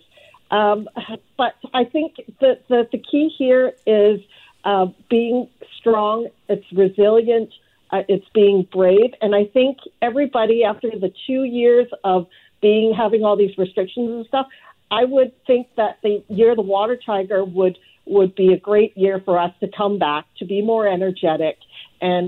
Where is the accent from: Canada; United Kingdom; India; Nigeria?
Canada; Vancouver, British Columbia; growing up in Southeast Vancouver